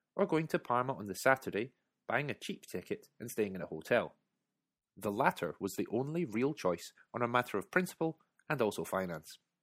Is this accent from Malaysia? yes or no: no; United Kingdom; my being British